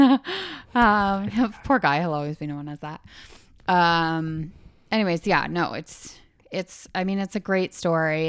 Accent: Canada; Eh? We're from Canada, eh?

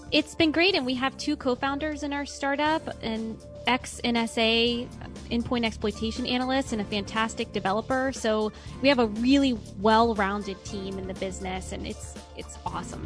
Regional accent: Richmond, Virginia, United States; moved away as an adult; also born or lived in California; I grew up in Richmond, Virginia

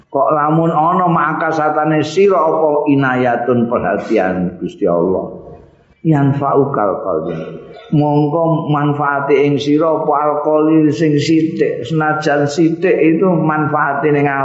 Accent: Java, Indonesia; ini kan orang Indonesia aku aku Jawa orang Jawa pak

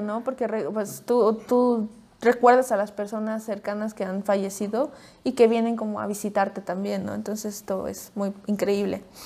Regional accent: Puebla, Mexico; nosotros somos de Puebla

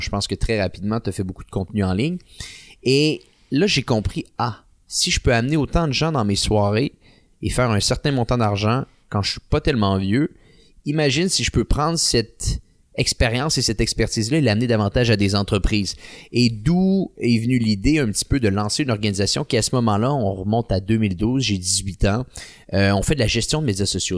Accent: Quebec City, Quebec, Canada; je viens de la ville de Québec

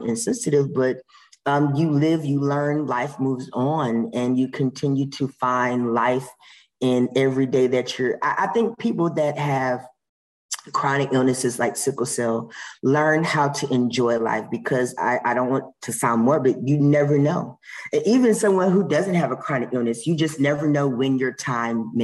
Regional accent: Michigan, United States; I was born in Michigan

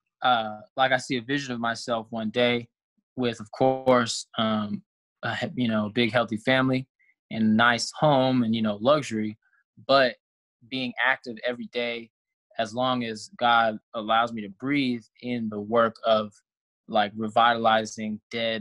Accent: Texas, United States; also born or lived in California / Tuskegee, Alabama; I was raised in Texas, but I was originally from California

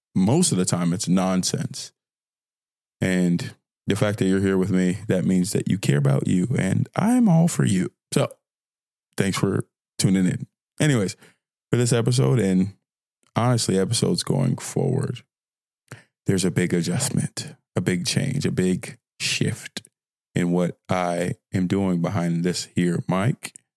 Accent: Fort Worth, Texas, United States; also born or lived in Nigeria; a fine young brother from Fort Worth, Texas, by way of Nigeria, 'cause I'm Nigerian, but I'm from here

